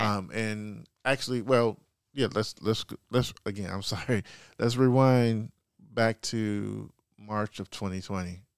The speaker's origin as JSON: {"language": "English", "town": "Chicago", "region": "Illinois", "country": "United States", "tie": "born or raised there", "moved": "yes", "said": "born and raised, uh, Southside Chicago, Chicago kid, Morgan Park High School"}